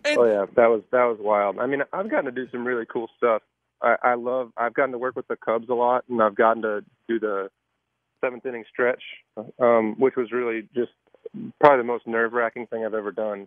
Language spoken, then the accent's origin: English; Michigan, United States; also born or lived in Chicago, Illinois; now in Nashville, United States; I grew up, I grew up in Michigan